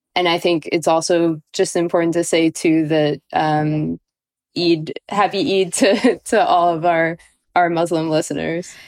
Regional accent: Baltimore, Maryland, United States; moved away; I am from Baltimore.

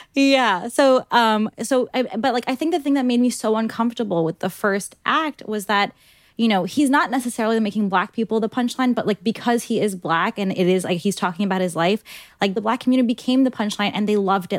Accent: New York City, New York, United States; also born or lived in New Hyde Park, New York; I grew up in Ozone Park, Queens, and then I moved to New Hyde Park

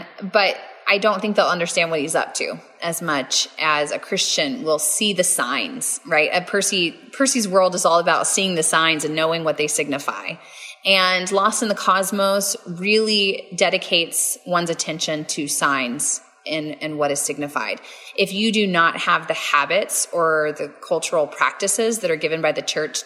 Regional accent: Texas, United States; I'm too Texan to be able to speak properly

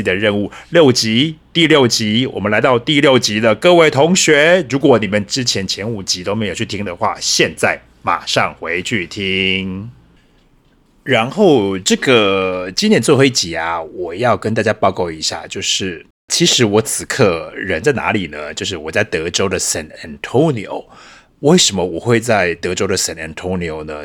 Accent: Changhua County, Taiwan; moved away as an adult; also born or lived in Taipei, Taiwan / United States; now in Berlin, Germany; 我出生在彰化，彰化是我的家，然后后来在台北读书受教育，台北也是我的家，然后第三个家乡呢，也就是我的柏林

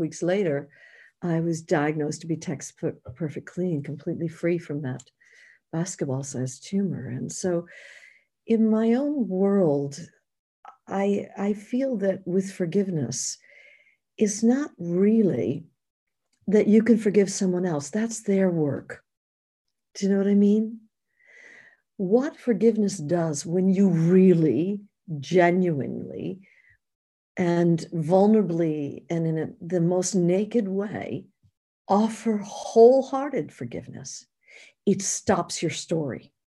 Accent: New York, United States; moved away; being a New Yorker, I'd spent eight years in New York

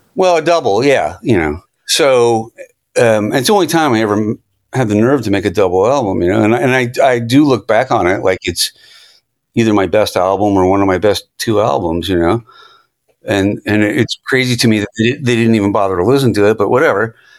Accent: Virginia, United States; moved away as an adult; now in Los Angeles, United States; I grew up in Virginia on the other side of America

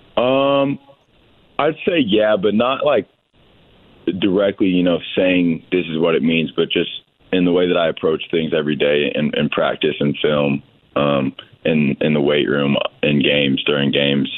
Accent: Bloomington, Indiana, United States; I grew up in Bloomington

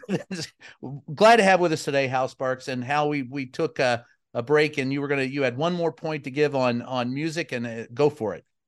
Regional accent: Kentucky, United States; growing up in Kentucky

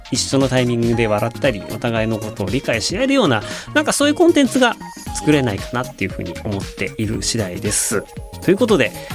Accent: Hokkaido, Japan; moved away; 僕、北海道出身で、HTB なんですね

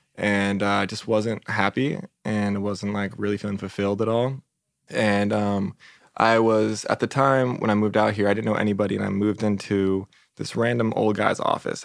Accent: San Diego, California, United States; moved away as an adult; also born or lived in Arizona; now in Los Angeles, United States; I grew up in San Diego

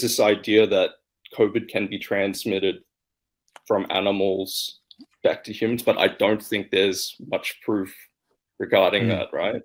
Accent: Australia; moved away as an adult; now in Shanghai, China; I'm originally from Australia

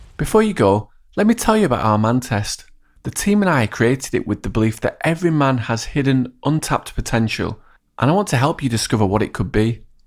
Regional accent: England, United Kingdom; also born or lived in Hong Kong; I've gone through the education system in England as both a student and a substitute teacher

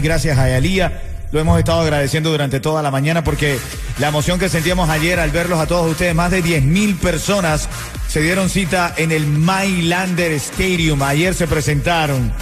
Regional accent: Venezuela; como decimos los el venezolano

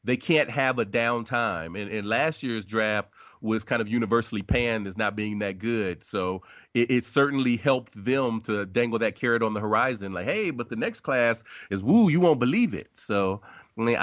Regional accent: Ohio, United States; I'm born and raised in Ohio, and I still live in the Midwest

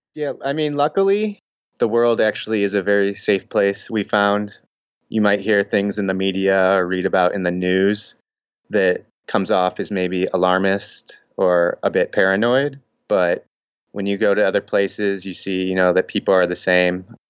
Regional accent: Midwest, United States; moved away; I'm from the Midwest

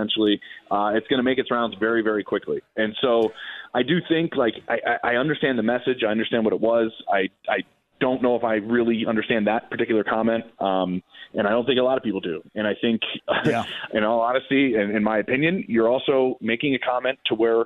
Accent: Philadelphia, Pennsylvania, United States; I'm from Philly

